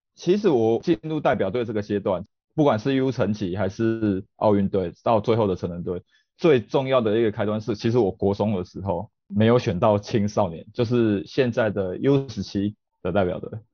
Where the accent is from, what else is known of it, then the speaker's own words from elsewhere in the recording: Tainan, Taiwan; 我本身是在台南长大，所以是在家里那个地区，应该很多人知道家里那个地区就是一个足球小镇